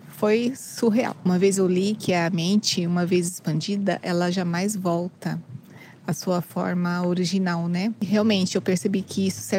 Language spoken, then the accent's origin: Portuguese; São Paulo, Brazil; moved away as an adult; sou original de São Paulo, Brasil.